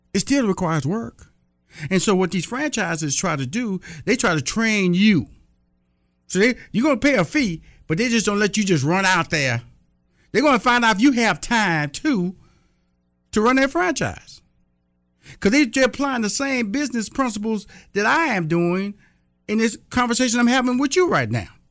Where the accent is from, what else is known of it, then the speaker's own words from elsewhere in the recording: Texas, United States; I'm from Texas